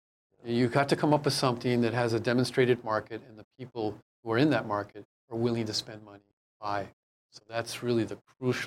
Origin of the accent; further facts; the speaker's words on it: San Francisco Bay Area, California, United States; now in Hawaii, United States; I'm from the Bay Area, but I spent a great deal of time here in Hawaii